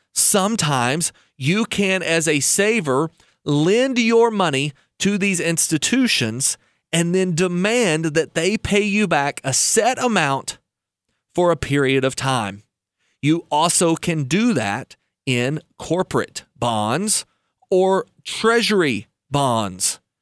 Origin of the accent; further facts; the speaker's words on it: United States; as an American